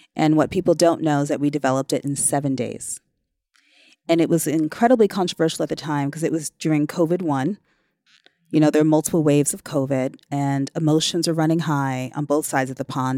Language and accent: English; New York City, New York, United States; My hometown is New York City, although I've worked all over the world